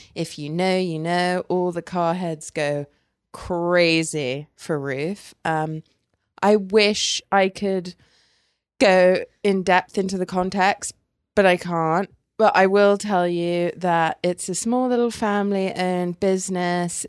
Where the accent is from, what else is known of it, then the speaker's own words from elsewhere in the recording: England, United Kingdom; now in United States; I'm English